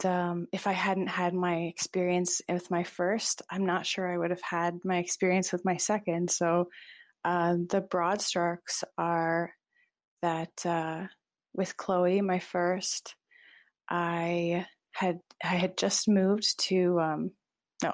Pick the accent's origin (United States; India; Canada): Canada; Toronto, Ontario; moved away as an adult; also born or lived in East Coast of Canada; now in Montreal, Canada; I came to Montreal a couple of years ago, and before that I lived on the East Coast for 10 years, but I'm originally from Toronto